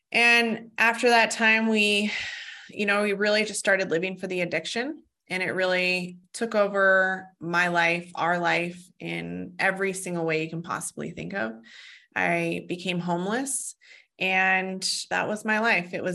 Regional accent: Fort Collins, Colorado, United States; I was born in Fort Collins, Colorado, and actually where I live now

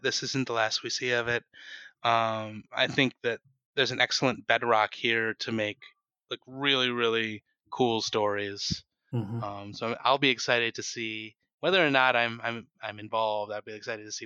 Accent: United States; I'm an American and I write like an American

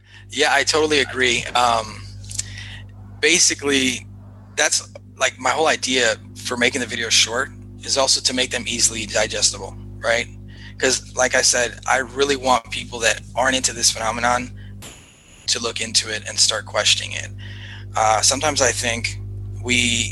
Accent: Los Angeles, California, United States; growing up in Los Angeles

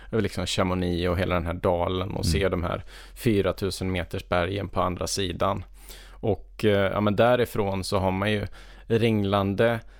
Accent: Sweden

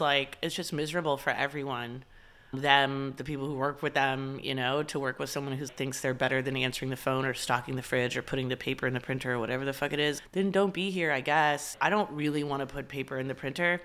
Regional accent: Dallas, Texas, United States; growing up in Dallas, it's, and the school I went to, which I loved, it was an all-girls school, but I went there from first grade all the way through twelfth grade

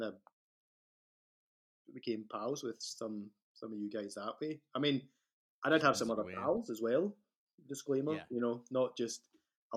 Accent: Scotland, United Kingdom; moved away as an adult; also born or lived in Victoria, Canada; I'm Scottish.

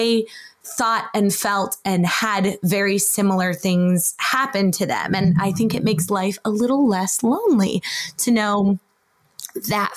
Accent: United States; my husband is Japanese and I'm American

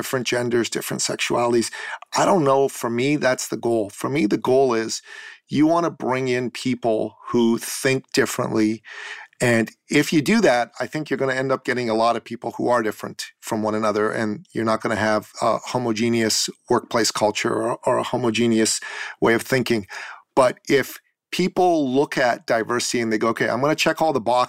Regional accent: Iran; now in Canada; I'm a Christian from Iran. I grew up as a minority in that respect back home

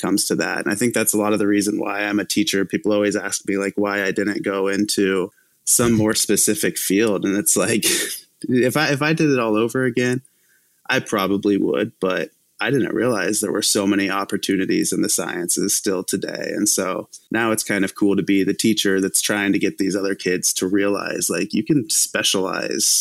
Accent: Sabetha, Kansas, United States; also born or lived in Topeka, Kansas; now in Kansas City, United States; I'm born and raised in really small town Kansas

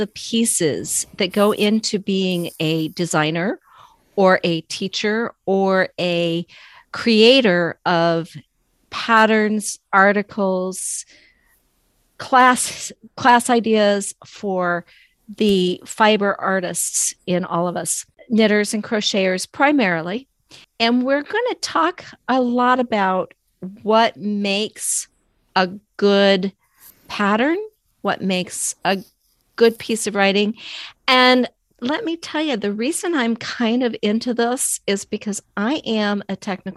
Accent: Alaska, United States; I am from Alaska

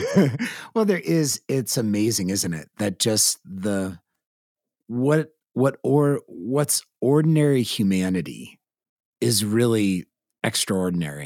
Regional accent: California, United States; California, born and raised

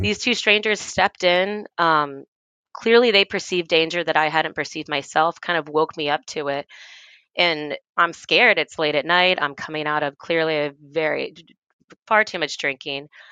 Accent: Tennessee, United States; moved away as an adult; also born or lived in Washington, D.C.; I grew up in Tennessee and I, and I went to school in Tennessee

